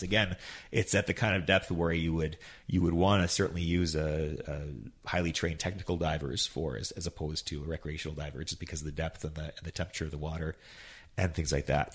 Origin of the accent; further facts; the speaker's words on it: Yukon, Canada; now in High River, Canada; I was born and raised in the Yukon